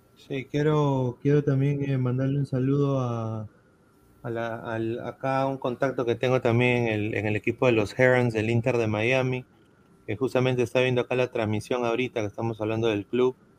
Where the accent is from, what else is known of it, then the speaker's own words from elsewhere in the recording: Peru; siendo peruano